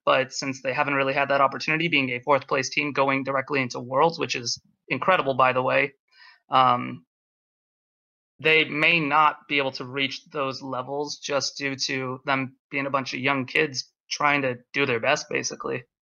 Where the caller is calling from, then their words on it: Philadelphia, Pennsylvania, United States; I'm calling from Philadelphia